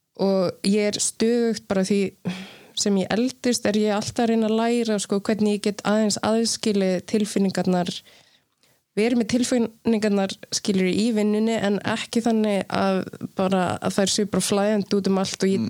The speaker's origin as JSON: {"language": "Icelandic", "country": "Iceland", "tie": "born or raised there", "also_born_or_lived": "Sweden / Namibia / New York", "moved": "yes", "said": "alast upp á Ísland"}